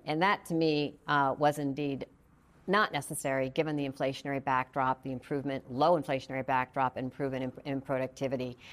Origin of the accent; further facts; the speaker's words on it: Flint, Michigan, United States; my hometown in Michigan